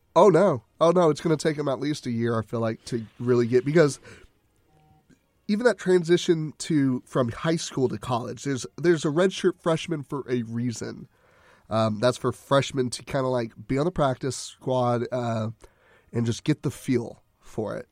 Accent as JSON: {"language": "English", "town": "Conroe", "region": "Texas", "country": "United States", "tie": "born or raised there", "said": "shout out to my hometown."}